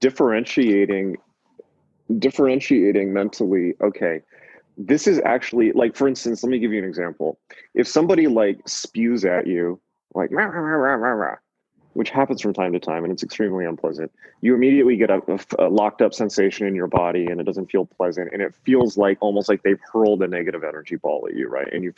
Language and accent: English; Southern California, United States; moved away as an adult; also born or lived in New York; I'm from Southern California, so I'm a softie. So I just ended up back in Southern California after 7 years